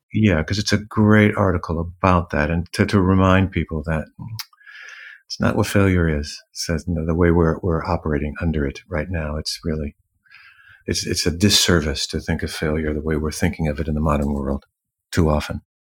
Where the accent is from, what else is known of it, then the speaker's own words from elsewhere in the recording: Los Angeles, California, United States; moved away as an adult; also born or lived in New York / Paris; now in London, United Kingdom; growing up in Los Angeles. I'm a city boy